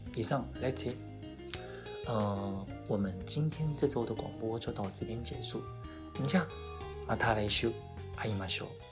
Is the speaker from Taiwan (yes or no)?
yes; Taiwan; also born or lived in Japan; 我们台湾